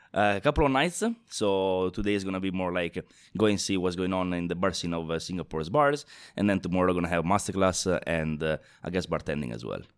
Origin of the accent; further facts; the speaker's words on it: Italy; moved away; I'm originally from Italy